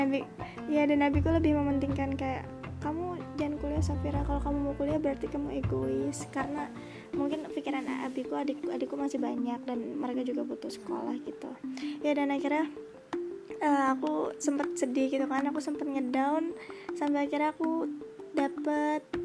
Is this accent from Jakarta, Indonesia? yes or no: no; Bekasi, West Java, Indonesia; aku asalnya dari Bekasi